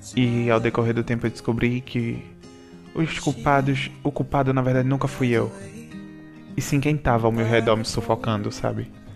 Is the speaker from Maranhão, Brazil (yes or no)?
no; Manari, Pernambuco, Brazil; moved away; eu sempre vou voltar para Manari, que é a, a cidade, na, minha cidade natal.